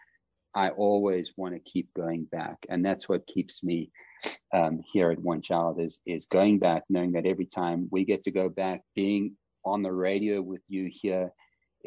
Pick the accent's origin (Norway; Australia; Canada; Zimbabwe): Zimbabwe; I was born in Zimbabwe. My parents were born in Zimbabwe.